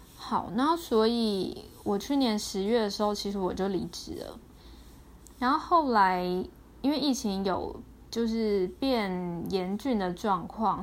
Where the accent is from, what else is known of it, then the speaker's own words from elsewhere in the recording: Taiwan; 我是个土生土长的台湾人